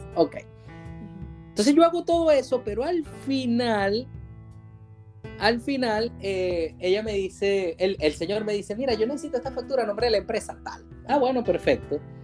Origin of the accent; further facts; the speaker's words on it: Venezuela; now in Valencia, Spain; contratan a muchos venezolanos porque les gusta nuestro timbre de voz